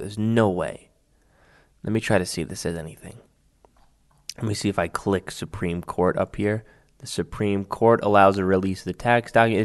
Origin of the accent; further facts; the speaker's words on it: New York City, New York, United States; my hometown of Staten Island